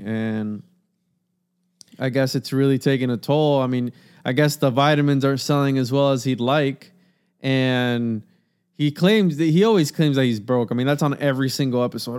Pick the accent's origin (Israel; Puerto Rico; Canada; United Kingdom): Puerto Rico; now in Florida, United States; I'm Puerto Rican